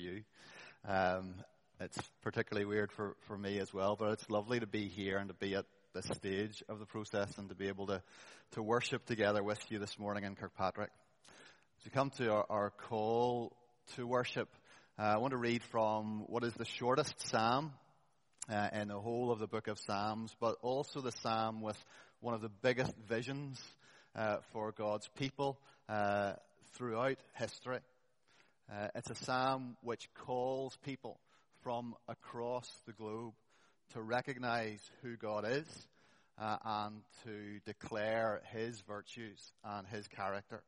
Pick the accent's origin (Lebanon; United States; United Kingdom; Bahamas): United Kingdom; Holywood, Northern Ireland; also born or lived in East Belfast; I grew up in Mount Pottinger congregation down Castlereagh Street. So the first 18 years of my life was in Mount Pottinger. Our family lived in Hollywood